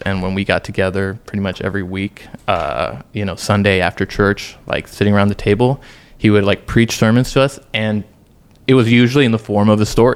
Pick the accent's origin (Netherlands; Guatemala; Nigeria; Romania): Guatemala; moved away as an adult; also born or lived in St. Louis, Missouri, United States; I grew up in Guatemala, born there, uh, but I'm also a U S citizen